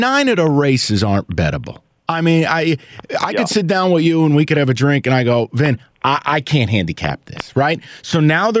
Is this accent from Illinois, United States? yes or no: no; near Saratoga, New York, United States; I grew up near Saratoga.